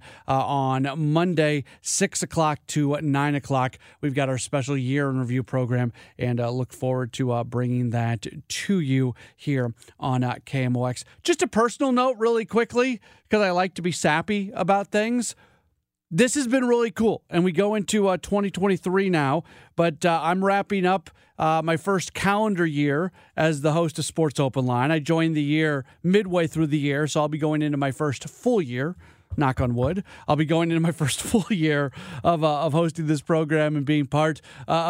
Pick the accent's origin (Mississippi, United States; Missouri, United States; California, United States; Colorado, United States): Missouri, United States; St. Louis; moved away as an adult; also born or lived in Milwaukee; get back to St. Louis, get back to my hometown